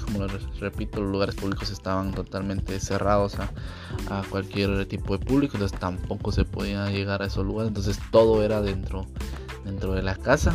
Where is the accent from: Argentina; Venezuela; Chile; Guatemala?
Guatemala; nuestro país